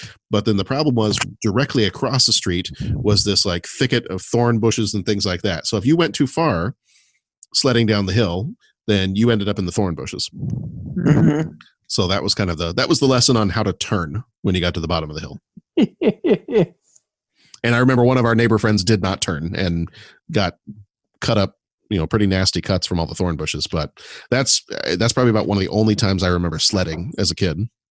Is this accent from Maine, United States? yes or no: no; Texas, United States; I actually have to say not necessarily, really? Because I grew up in Texas.